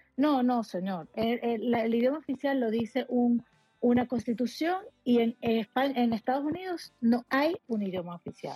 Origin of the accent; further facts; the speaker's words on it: Venezuela; also born or lived in Catalonia; now in Spain; yo soy de Venezuela como tú, tú efectivamente. Yo llegué aquí en el 2008